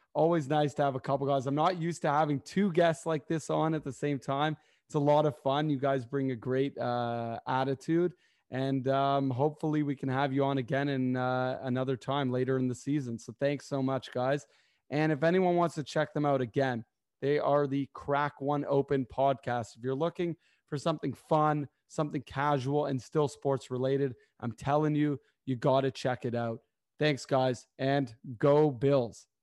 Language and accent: English; Canada; I am Canadian